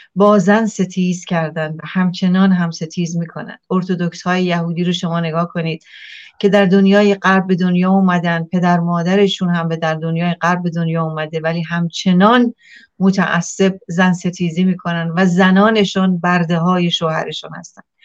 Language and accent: Persian; Iran; moved away; من ایرانیم